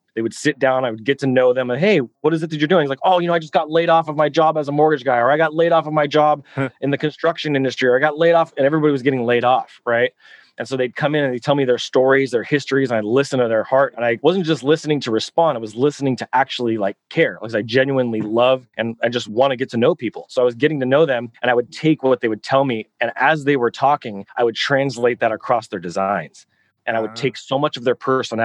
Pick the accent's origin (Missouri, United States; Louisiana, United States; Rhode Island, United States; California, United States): California, United States; hometown about 25 miles from Sacramento; I moved locations from my hometown